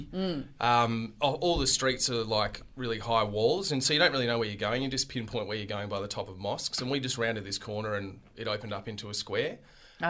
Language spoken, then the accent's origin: English; Australia